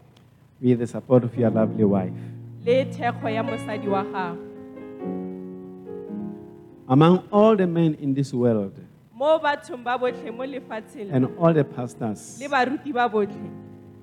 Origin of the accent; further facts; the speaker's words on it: Cape Town, Western Cape, South Africa; I was raised by my grandmother. I was born in Cape Town, Guguletu.